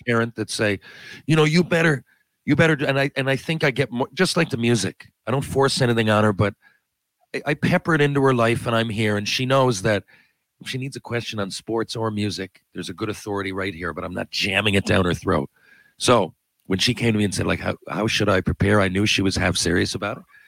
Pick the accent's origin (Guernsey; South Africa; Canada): Canada; I'm Canadian